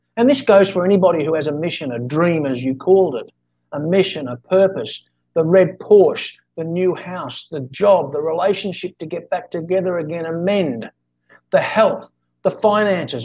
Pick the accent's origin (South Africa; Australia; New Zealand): Australia; now in Philippines; I'm Australian, but I'm living in in the Philippines.